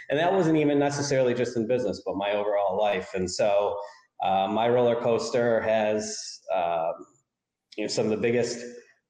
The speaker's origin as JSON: {"language": "English", "town": "Rochester", "region": "New York", "country": "United States", "also_born_or_lived": "Florida", "said": "I'm from Rochester, New York"}